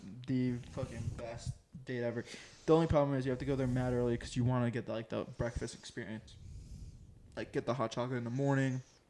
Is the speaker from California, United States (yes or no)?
yes; Temecula, California, United States; moved away; where I grew up in Temecula.